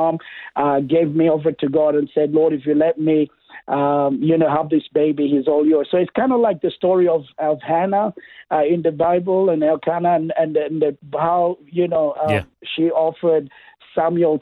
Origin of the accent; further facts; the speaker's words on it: Kenya; now in Toowoomba, Australia; I was born in Kenya. That's East Africa.